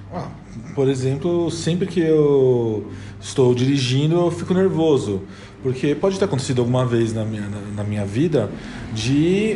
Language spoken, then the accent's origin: Portuguese; São Paulo, Brazil; Eu tenho 29 anos, sou de São Paulo